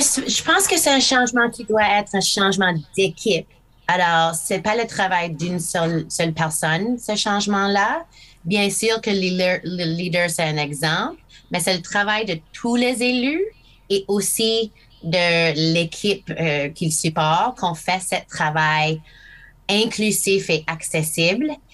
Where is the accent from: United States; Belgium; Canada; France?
Canada; Fredericton, New Brunswick; French is a second language; j'ai appris le français ici à Fredericton. Ah, je commençais à Connaught Street School, une, école primaire ici